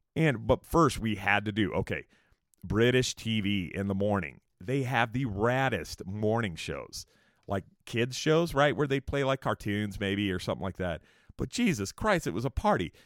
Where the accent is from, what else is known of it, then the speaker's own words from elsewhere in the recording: Escondido, California, United States; also born or lived in San Diego; I had moved back to a town called Escondido in California, where I kinda grew up a little bit